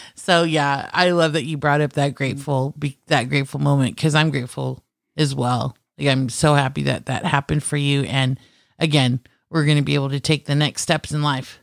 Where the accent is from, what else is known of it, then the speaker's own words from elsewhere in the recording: Philippines; being Filipino, cooking and food is a huge Everything. part of my culture